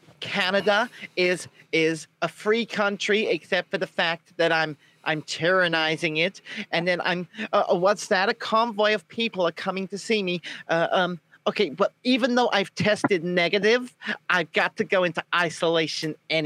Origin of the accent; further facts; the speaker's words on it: South Africa; now in United Kingdom; Where are you from? I'm from South Africa, of course.